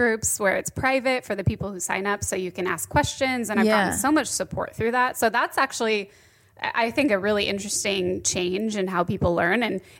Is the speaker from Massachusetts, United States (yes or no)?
no; Phoenix, Arizona, United States; born or raised there; moved away as an adult; also born or lived in Los Angeles